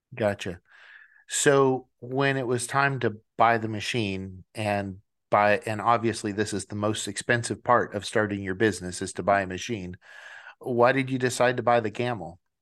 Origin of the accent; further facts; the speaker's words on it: Washington, United States; moved away; I am originally from Washington State